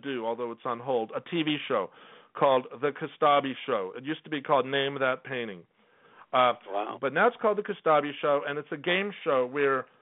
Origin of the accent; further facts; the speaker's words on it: Los Angeles, California, United States; moved away as an adult; also born or lived in Whittier, California; now in New York, United States; I was born in Los Angeles, but both my parents were born in Estonia. So I'm first-generation American